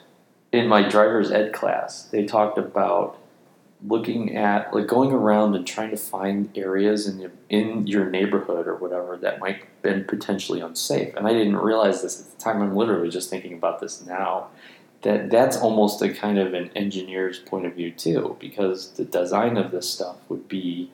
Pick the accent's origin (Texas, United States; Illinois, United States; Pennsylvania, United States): Illinois, United States; Chicago; we're from Chicago